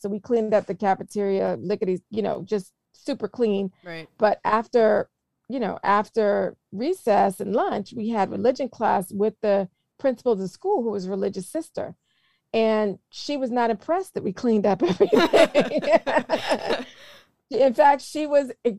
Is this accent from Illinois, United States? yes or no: no; South Carolina, United States; where I'm from in South Carolina